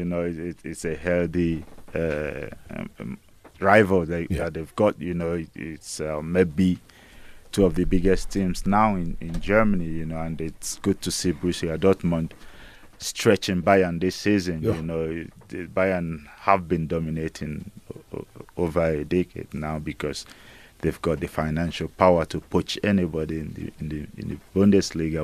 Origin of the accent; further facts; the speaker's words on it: Nigeria; I don't see myself, you know, as just Nigerian